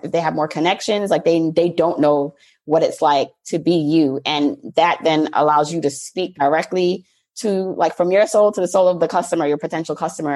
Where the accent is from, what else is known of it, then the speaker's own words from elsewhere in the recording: New York, United States; also born or lived in Jamaica; I was born in Jamaica, the island. I always have to say that, like, not, you know, nothing wrong with the borough, but the island, and then raised mostly in New York.